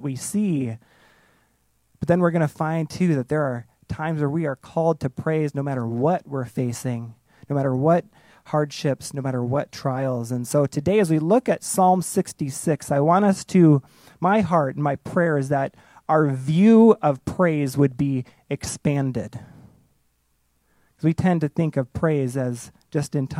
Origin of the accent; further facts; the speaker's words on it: outside of Chicago, Illinois, United States; I grew up outside of Chicago